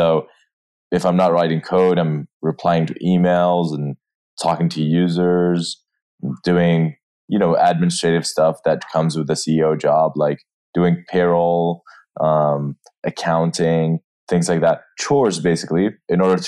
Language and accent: English; Jordan; moved away as an adult; also born or lived in New York; now in San Francisco, United States; I am from Jordan. That's where I grew up